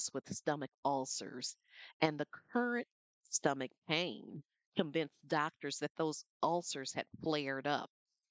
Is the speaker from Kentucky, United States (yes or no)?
no; Flint, Michigan, United States; When I was a child growing up in Flint, Michigan